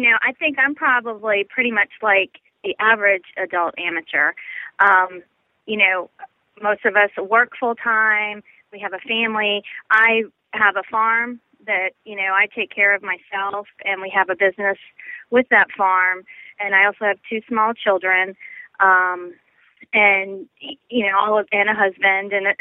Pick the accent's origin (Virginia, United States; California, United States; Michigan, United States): Virginia, United States; Northern; I grew up in Northern Virginia